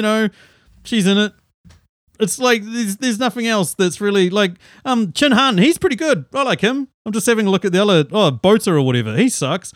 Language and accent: English; New Zealand; also born or lived in Auckland, New Zealand; we're different from Australia. We actually do have ski fields